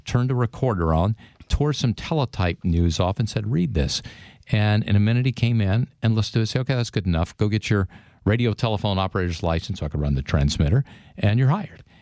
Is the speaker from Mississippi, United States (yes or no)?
yes; Mississippi, United States; moved away; I grew up in Mississippi in the fifties and sixties